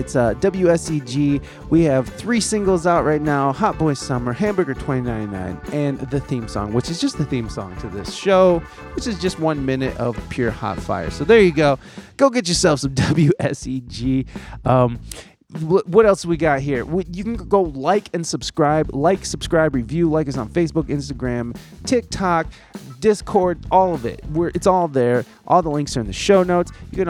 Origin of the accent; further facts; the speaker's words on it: Midwest, United States; As a Midwesterner, I should know this.